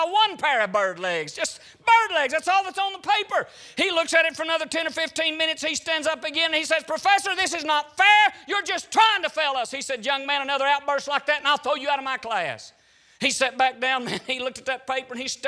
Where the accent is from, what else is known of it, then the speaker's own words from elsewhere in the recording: Hog Jaw, Alabama, United States; I grew up in Alabama.